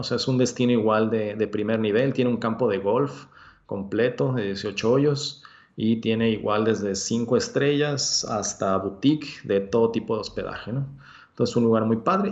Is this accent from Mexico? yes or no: yes; Mexico; also born or lived in Hermosillo